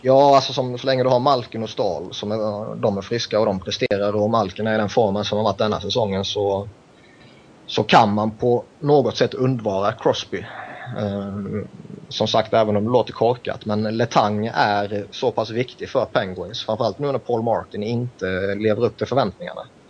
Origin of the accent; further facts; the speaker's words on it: Sweden; jag kommer från Sverige